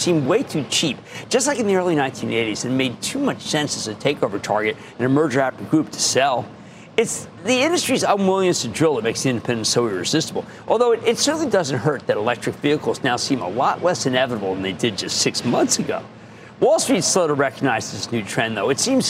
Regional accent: Pennsylvania, United States; my home state of Pennsylvania.

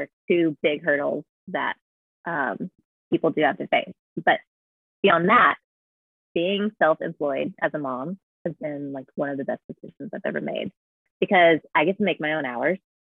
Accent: United States; me being an American

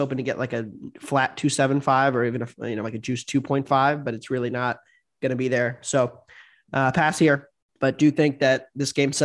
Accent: United States; as an American

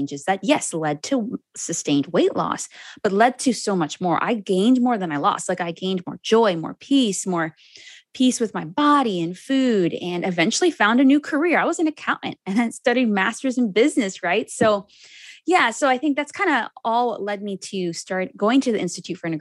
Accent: Cayman Islands; I'm from the Cayman Islands.

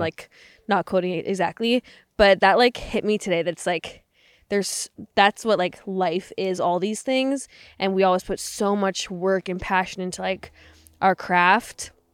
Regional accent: Canada; moved away; I grew up in Canada

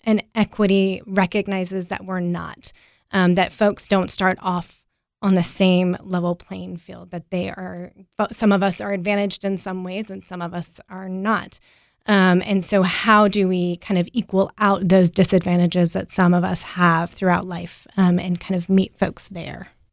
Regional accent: Apex, North Carolina, United States; also born or lived in Wilmington, North Carolina; now in Raleigh, United States; I grew up in Apex, just down the road

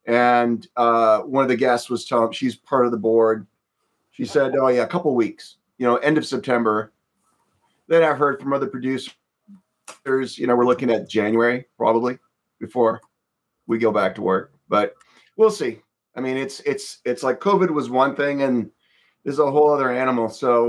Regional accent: Windsor, Ontario, Canada; moved away; I'm from Windsor originally

